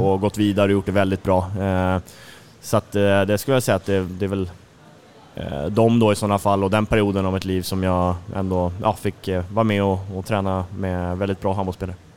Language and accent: Swedish; Tumba, Stockholm County, Sweden; moved away as an adult; now in Karlskrona, Sweden; Jag är som sagt från södra Stockholm, ursprungligen från Tumba då, så jag har mina, mina första handbollsår i, i den fina eh, IFK Tumba-familjen